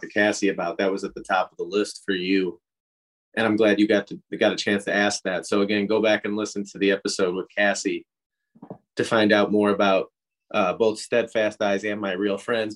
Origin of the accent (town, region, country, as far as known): St. Louis, Missouri, United States